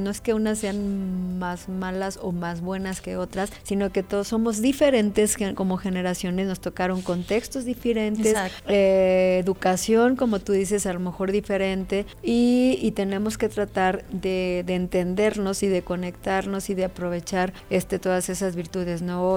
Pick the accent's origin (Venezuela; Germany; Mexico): Mexico; como mexicanas